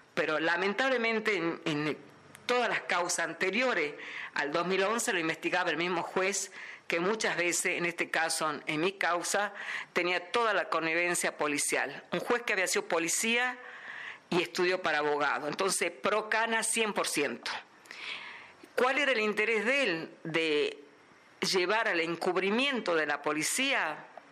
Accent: Salta, Argentina; de la ciudad de Salta.

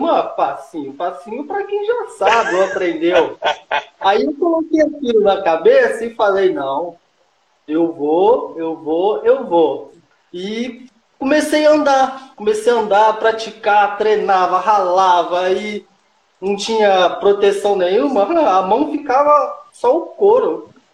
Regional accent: Minas Gerais, Brazil; now in São Paulo, Brazil; eu nasci aqui em São Paulo, depois meus pais construíram lá em Minas e foi lá onde que tudo começou

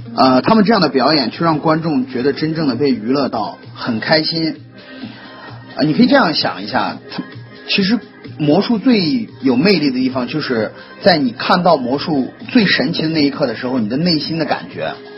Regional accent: China; 我们中国人

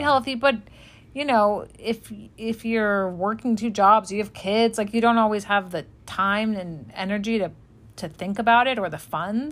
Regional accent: Los Angeles, California, United States; I'm from Los Angeles

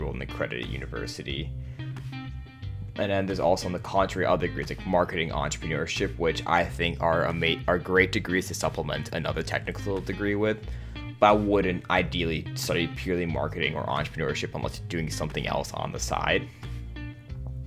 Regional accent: United States; I am born and raised in the United States.

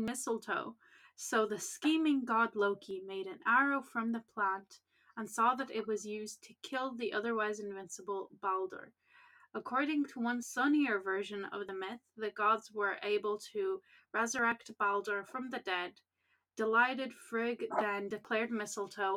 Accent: Ireland; we're Irish

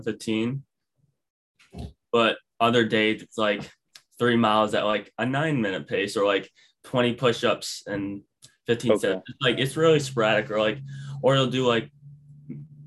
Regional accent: Rochester, New York, United States; I'm from Rochester, New York

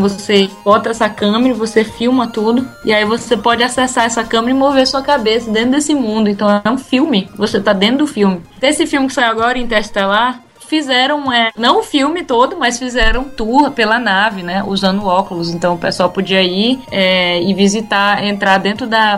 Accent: Maranhão, Brazil; moved away as an adult; now in England, United Kingdom; eu vim assim do Maranhão

